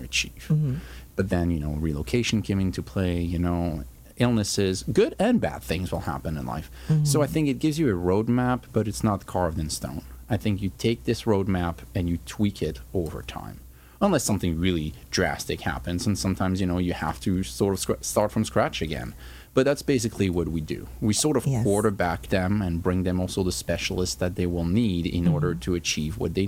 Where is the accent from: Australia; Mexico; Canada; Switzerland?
Switzerland; moved away as an adult; now in United States; I was born and raised in Switzerland and came to the United States for college at the age of 18.